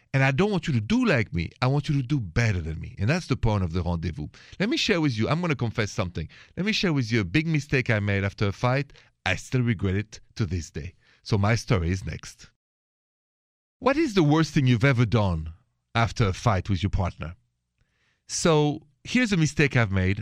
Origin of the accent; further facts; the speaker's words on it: France; accent: French; My accent is French.